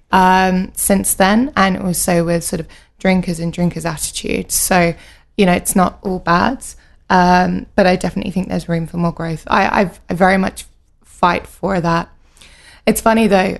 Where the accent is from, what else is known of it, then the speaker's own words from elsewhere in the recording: United Kingdom; also born or lived in Edinburgh; I grew up just outside of London